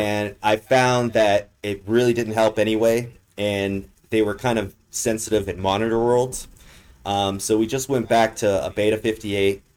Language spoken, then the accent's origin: English; Los Angeles, California, United States; now in Las Vegas, United States; I'm from Los Angeles